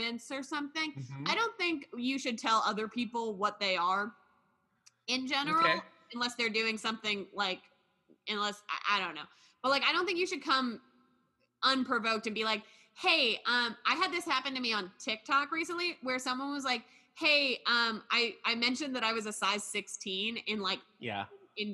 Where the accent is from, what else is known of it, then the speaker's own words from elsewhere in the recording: United States; I'm born in America. I'm an American.